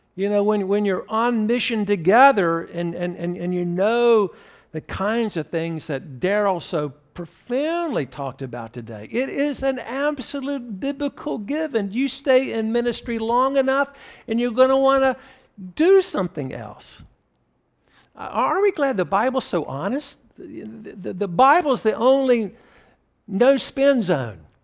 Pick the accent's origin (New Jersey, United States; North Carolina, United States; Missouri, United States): North Carolina, United States; Graham; Part of my heritage was growing up in Graham, North Carolina, a very small town between Greensboro, North Carolina, and Chapel Hill